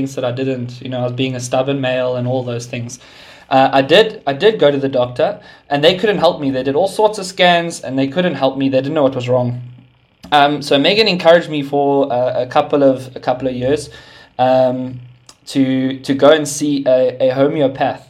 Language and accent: English; Sandton, Gauteng, South Africa; moved away as an adult; now in Pretoria, South Africa; I was born and raised in Sandton, and then God moved me to Pretoria beginning of this year